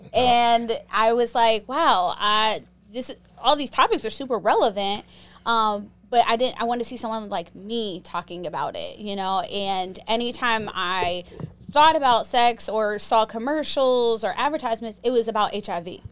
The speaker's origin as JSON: {"language": "English", "town": "Pittsburgh", "region": "Pennsylvania", "country": "United States", "tie": "born or raised there", "said": "I grew up in Pittsburgh, Pennsylvania"}